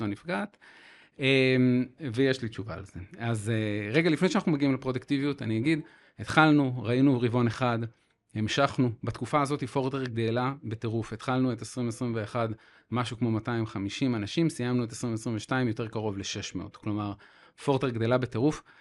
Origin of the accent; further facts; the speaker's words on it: Haifa, Haifa District, Israel; אני חיפאי